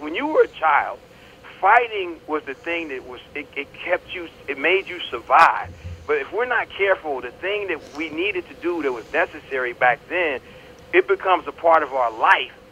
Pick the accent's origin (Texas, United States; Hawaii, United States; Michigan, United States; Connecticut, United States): Connecticut, United States; born or raised there; moved away as an adult; also born or lived in North Carolina